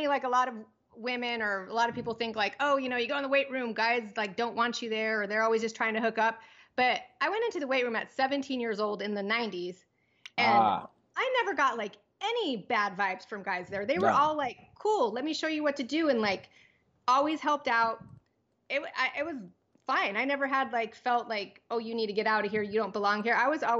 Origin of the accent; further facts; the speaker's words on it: Pomona, California, United States; born there; No, actually I was born in Pomona. My dad came to the US when he was 18 and came to California.